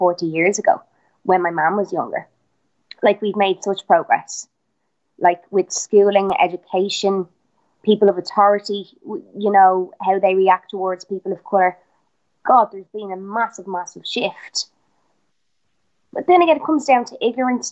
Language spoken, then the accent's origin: English; Ireland; I'm Irish